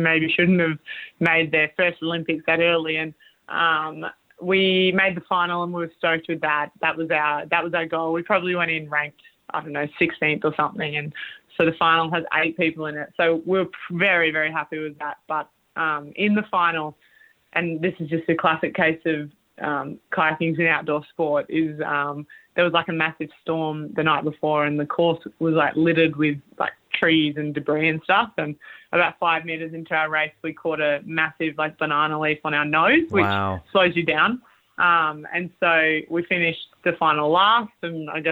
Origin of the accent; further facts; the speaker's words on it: Australia; as Aussie athletes, we are given Australian pins